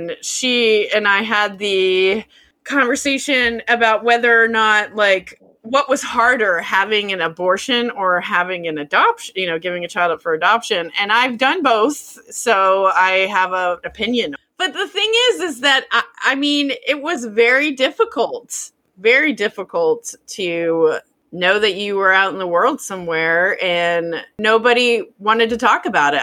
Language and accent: English; United States